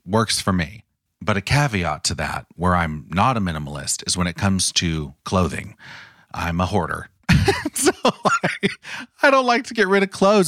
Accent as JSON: {"language": "English", "town": "Los Angeles", "region": "California", "country": "United States", "tie": "born or raised there", "said": "born and raised in Los Angeles, Orange County"}